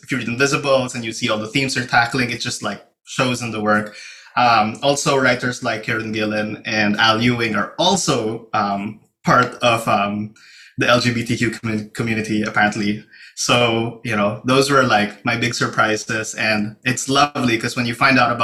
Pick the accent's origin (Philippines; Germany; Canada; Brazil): Philippines; now in New York, United States; born and raised in the Philippines, currently based in New York.